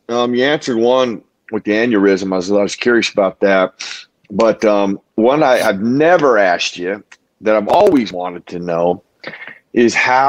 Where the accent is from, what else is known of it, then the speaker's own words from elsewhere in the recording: the West, United States; I'm from the West. I used to cowboy. I rodeoed for a while.